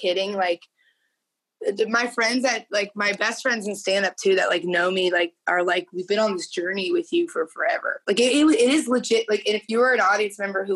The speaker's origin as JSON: {"language": "English", "region": "Indiana", "country": "United States", "moved": "yes", "lives_now": "Los Angeles, United States", "said": "I was from Indiana"}